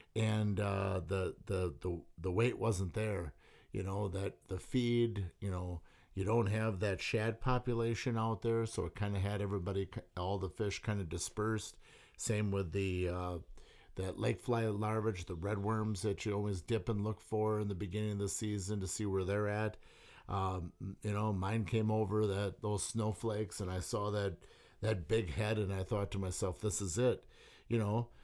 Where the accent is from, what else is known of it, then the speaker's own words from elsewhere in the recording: St. Peter, Wisconsin, United States; I grew up in Saint Peter